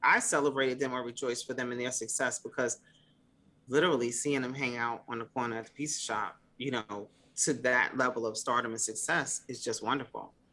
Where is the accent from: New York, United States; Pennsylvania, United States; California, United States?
New York, United States; Mount Vernon; now in Virginia, United States; growing up in Mount Vernon is truly the best of both worlds because you're in Lower Westchester